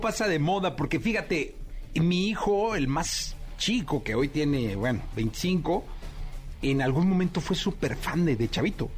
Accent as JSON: {"language": "Spanish", "town": "Guadalajara", "region": "Jalisco", "country": "Mexico", "moved": "yes", "said": "soy de Guadalajara, me fui a vivir a Guadalajara"}